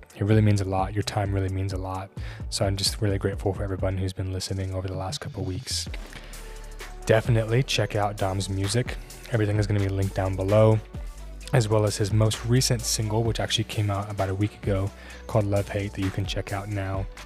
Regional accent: Colorado, United States; moved away as an adult; also born or lived in Baton Rouge, Louisiana / New Orleans, Louisiana / Las Vegas, Nevada; now in Kansas City, United States; grew up in Colorado and then moved out here in twenty seventeen.

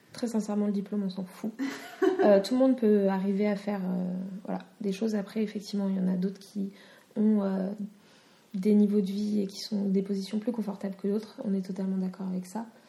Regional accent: France; je suis citoyenne de France

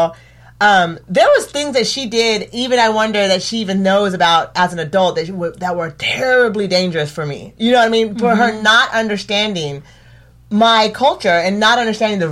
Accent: Eugene, Oregon, United States; I grew up here in Eugene

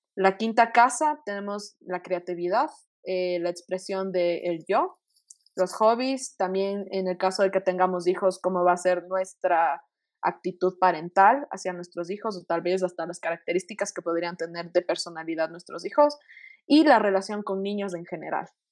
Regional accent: Quito, Pichincha, Ecuador; todos somos de aquí de Quito

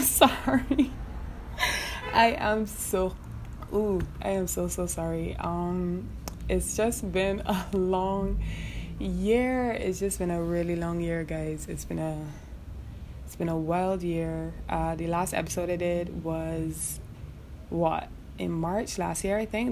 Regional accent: Barbados; moved away as an adult; also born or lived in Trinidad; now in Trinidad and Tobago; I'm originally from Barbados

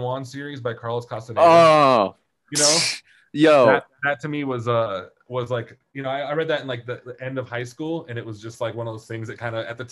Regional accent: Poland; growing up in Poland

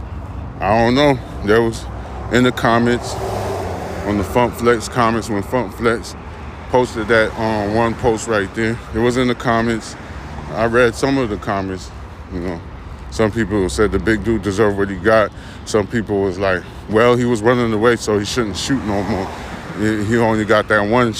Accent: New York, United States; I'm from New York

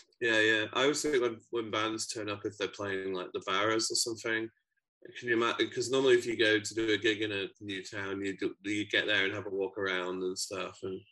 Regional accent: Yorkshire and the Humber, United Kingdom; now in Glasgow, United Kingdom; My dad's side of the family is from Glasgow, but I moved here about 17 years ago, so I'm from Yorkshire originally.

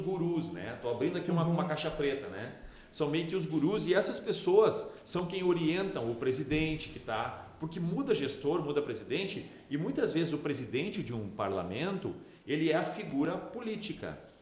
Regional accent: Novo Hamburgo, Rio Grande do Sul, Brazil; eu sou de Novo Hamburgo

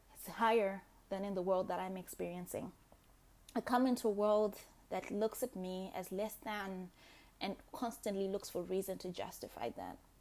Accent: Zimbabwe; I was born in Zimbabwe after independence.

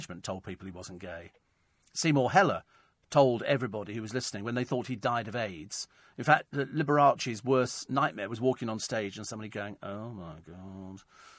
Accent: Egypt; also born or lived in Hong Kong; I grew up in hot countries. I grew up in Egypt. I grew up in Hong Kong. It wouldn't have been any hotter.

